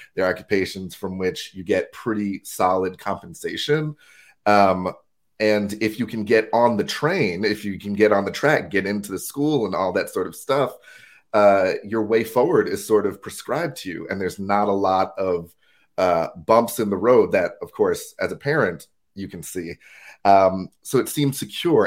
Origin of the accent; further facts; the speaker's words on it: United States; moved away as an adult; now in Durham, United Kingdom; born and raised in the States